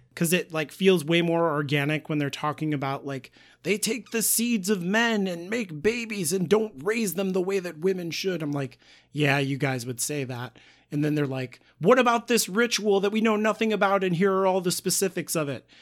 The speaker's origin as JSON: {"language": "English", "country": "United States", "said": "I was taught as an American."}